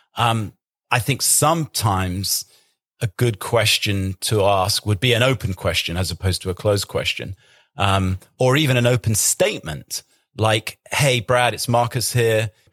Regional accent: England, United Kingdom; I'm English

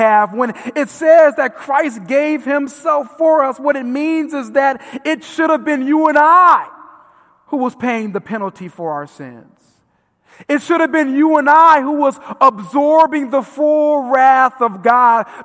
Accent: Vernon Hills, Illinois, United States; I grew up in Vernon Hills

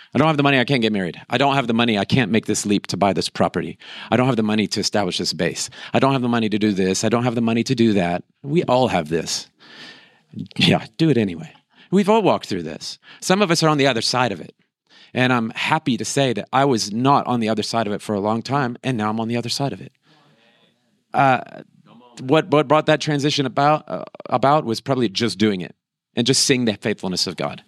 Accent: Florida, United States; moved away; We come from Florida

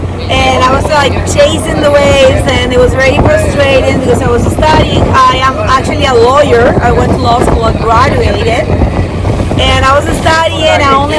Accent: Venezuela; also born or lived in Panama / United States; now in Chile; I was born in Venezuela, learned to surf there

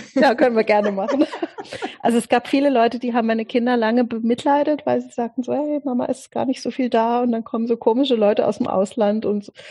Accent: Offenburg, Baden-Württemberg, Germany; also born or lived in Italy / France; im Augenblick lebe ich äh, persönlich in Offenburg. Das ist meine, meine Heimatstadt. Da bin ich auch die meiste Zeit meines Lebens gewesen

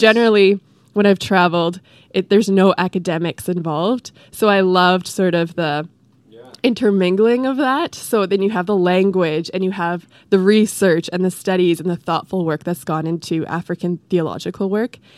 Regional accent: Edmonton, Alberta, Canada; now in Vancouver, Canada; I'm from Alberta, Edmonton

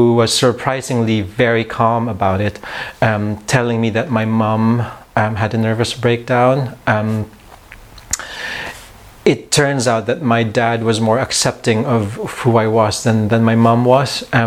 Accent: Philippines; born or raised there; moved away as an adult; also born or lived in Manila

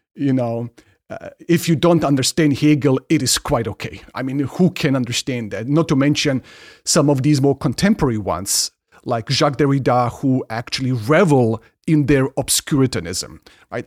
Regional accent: Ingolstadt, Bavaria, Germany; moved away; I grew up in Germany and in a town, in a city, town, uh, Ingolstadt

